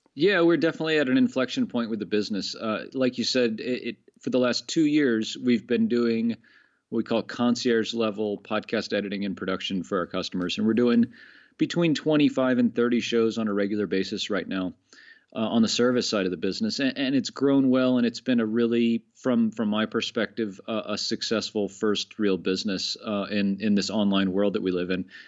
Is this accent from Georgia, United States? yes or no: no; Florida, United States; moved away as an adult; now in Annecy, France; I'm from Florida originally